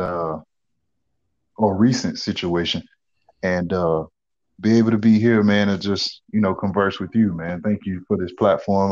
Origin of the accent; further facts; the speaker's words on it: United States; as an African American male